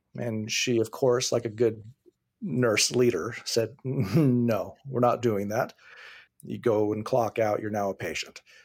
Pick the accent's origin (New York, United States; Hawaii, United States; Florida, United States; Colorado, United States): Hawaii, United States; now in California, United States; I grew up in Hawaii